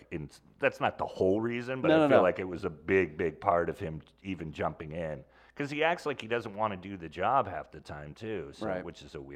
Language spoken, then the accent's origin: English; Sonoma, California, United States; Sonoma, California.